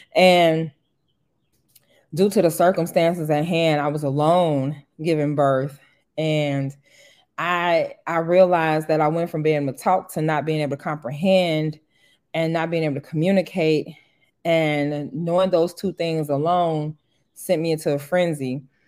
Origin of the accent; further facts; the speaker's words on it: Harvey, Illinois, United States; moved away; also born or lived in Boston; leave my hometown and be exposed to other things outside of Harvey